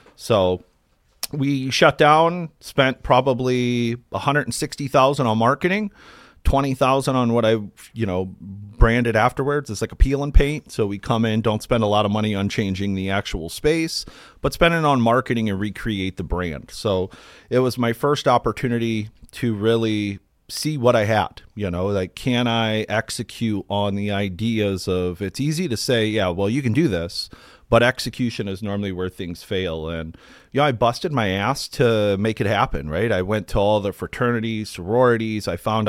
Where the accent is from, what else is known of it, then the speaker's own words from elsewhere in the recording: Akron, Ohio, United States; I grew up in Akron, Ohio, and after a lot of my friends were going to college